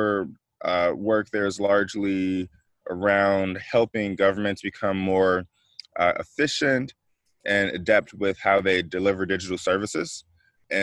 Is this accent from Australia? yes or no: no; Chicago, Illinois, United States; moved away as an adult; also born or lived in Boston, United States; a native of Chicago, the far south side, coming to you all from West Pullman